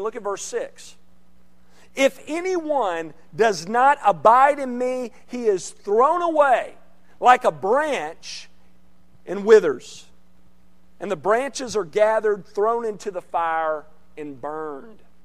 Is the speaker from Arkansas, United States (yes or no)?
yes; central Arkansas, United States; moved away; I grew up in, in Arkansas, central part of the state, in central Arkansas